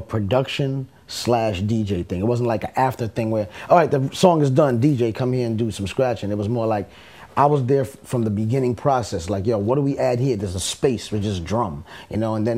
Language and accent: English; New York City, New York, United States; moved away; also born or lived in Long Island; I'm from the Bronx originally, so I moved to Long Island